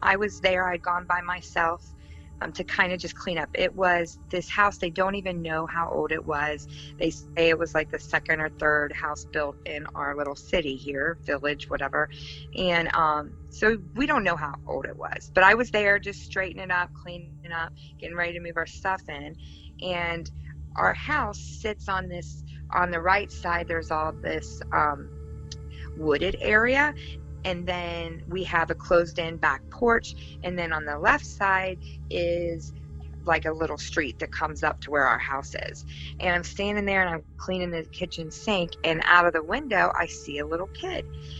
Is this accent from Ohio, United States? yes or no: yes; Ohio, United States; I'm from Ohio